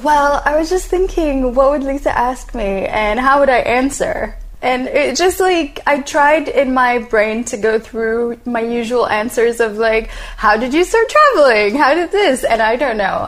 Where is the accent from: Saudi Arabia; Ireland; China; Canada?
Saudi Arabia; moved away as an adult; also born or lived in United States / United Kingdom; So I'm originally Saudi. I was born in Saudi, raised in Saudi